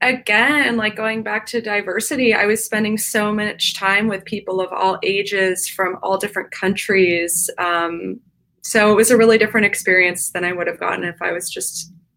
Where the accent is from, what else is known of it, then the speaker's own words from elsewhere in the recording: East Coast, United States; But I grew up on the East Coast, and a lot of the places that I grew up in, the predominant discipline of riding was English and specifically show jumping.